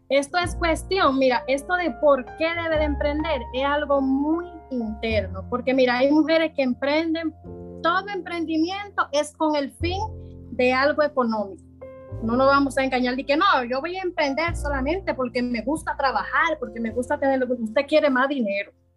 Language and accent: Spanish; Santo Domingo Este, Distrito Nacional, Dominican Republic; yo soy de aquí mismo de Santo Domingo Este, yo nací en Isabelita, me crié allá mismo también